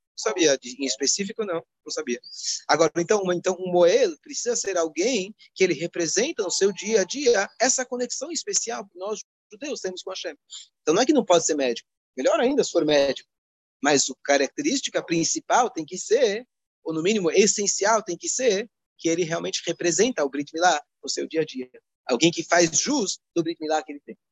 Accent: Brazil; como bons brasileiros

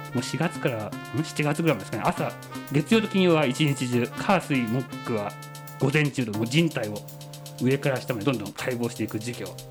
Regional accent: Yamanashi, Japan; 私山梨の出身でして

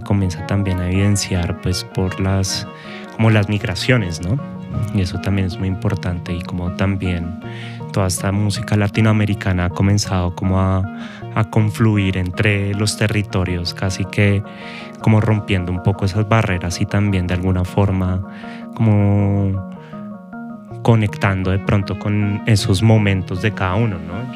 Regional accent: Bogotá, Colombia; nuestra ciudad, Bogotá

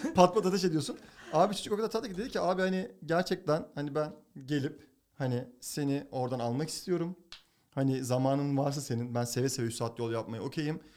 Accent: Turkey; moved away as an adult; now in United States; Ben Türk erkeğim

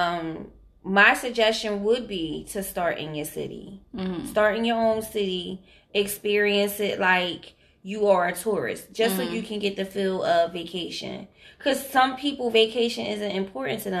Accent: Philadelphia, Pennsylvania, United States; we're from Philadelphia

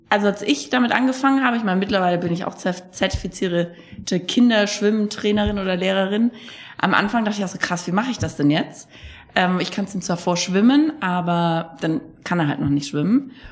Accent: Bad Kissingen, Bavaria, Germany; also born or lived in Frankfurt; Ich komme aus, ich komm aus Bad Kissingen.

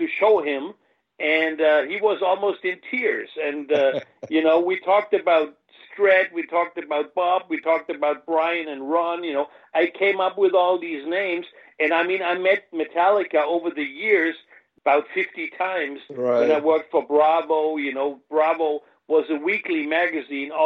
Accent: Mannheim, Baden-Württemberg, Germany; accent: American; English is a second language; now in Munich, Germany; I am from Germany. I grew up in Mannheim, you know, so there was a lot of American barracks there, a lot of GIs, you know. So I hung out with the army brats, you know, which I guess I got more of an American than a British accent

